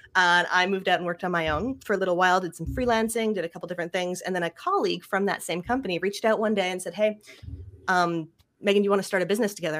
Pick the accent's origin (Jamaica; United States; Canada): Canada; Ottawa, Ontario; also born or lived in Montreal; I grew up in Ottawa, is the town I grew